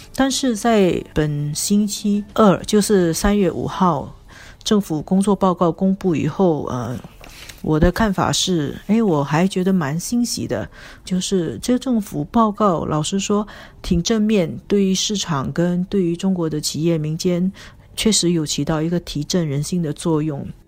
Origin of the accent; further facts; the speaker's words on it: Singapore; 作为新加坡人来说